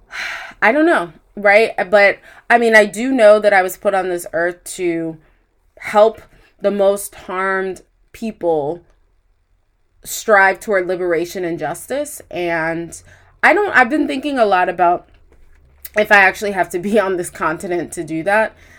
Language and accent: English; United States; As an American